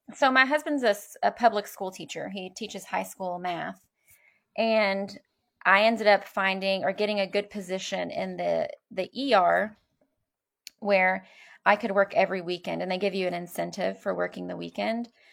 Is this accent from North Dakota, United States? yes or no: no; Louisville, Kentucky, United States; I grew up here in Louisville